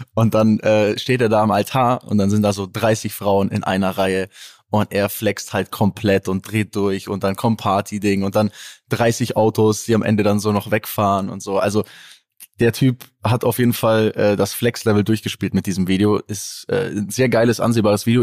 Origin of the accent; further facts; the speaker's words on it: Germany; für mich als Deutscher